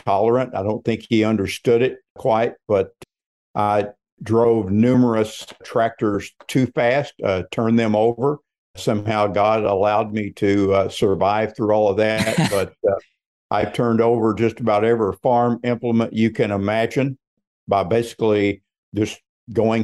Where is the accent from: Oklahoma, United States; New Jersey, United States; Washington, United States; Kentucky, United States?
Kentucky, United States; Southern; moved away as an adult; also born or lived in Bowling Green, Kentucky; now in Florida, United States; I grew up in Southern Kentucky, a little small town of about 2,000 people